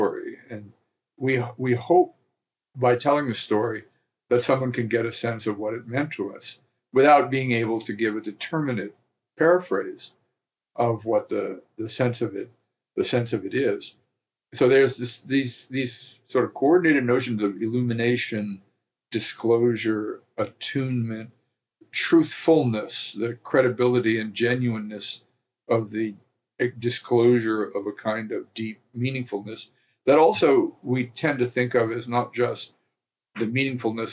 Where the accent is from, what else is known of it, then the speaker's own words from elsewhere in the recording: the South, United States; I come from the South